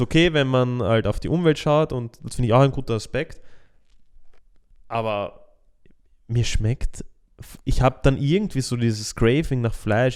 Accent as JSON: {"language": "German", "country": "Austria", "said": "bei uns in Österreich"}